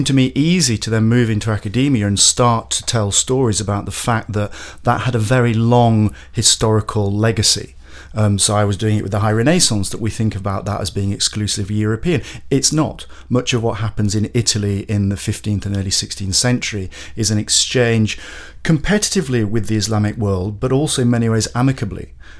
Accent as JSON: {"language": "English", "town": "Bradford", "region": "Yorkshire and the Humber", "country": "United Kingdom", "tie": "born or raised there", "said": "I had an interesting early childhood and adolescence where I was brought up in Bradford. Now, Bradford, of course, has a certain multicultural cachet within current English debates about your relationships with British Muslims."}